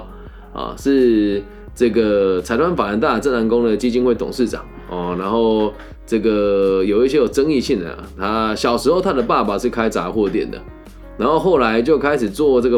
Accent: Changhua, Changhua County, Taiwan; 在我的家乡彰化

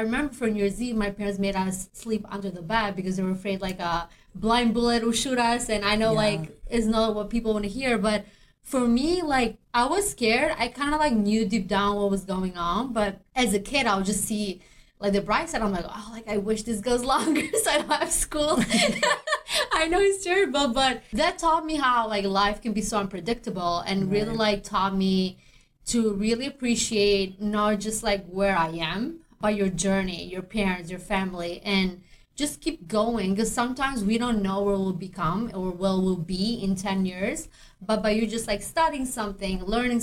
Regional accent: Albania; English is a second language; moved away as an adult; now in United States; I'm actually grew up in Albania

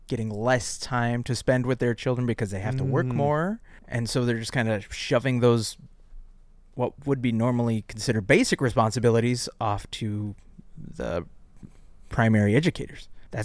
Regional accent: West St. Paul, Minnesota, United States; Willie, you and I grew up in West St. Paul.

